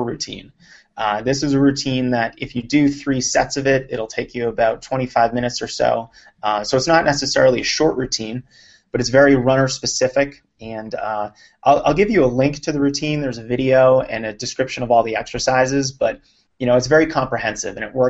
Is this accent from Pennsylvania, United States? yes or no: no; Lexington, Massachusetts, United States; I grew up outside of Boston in a town called Lexington